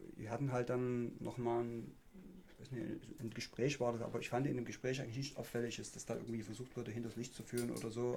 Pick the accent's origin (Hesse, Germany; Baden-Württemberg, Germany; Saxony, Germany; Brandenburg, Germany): Saxony, Germany; Ottendorf-Okrilla; Ottendorf, was mein Heimatort ist